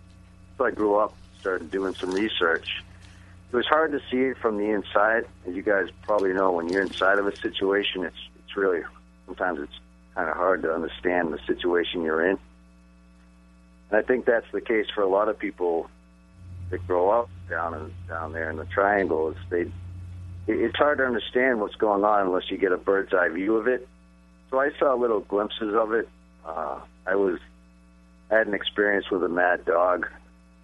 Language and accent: English; Easton, Massachusetts, United States; I grew up in Easton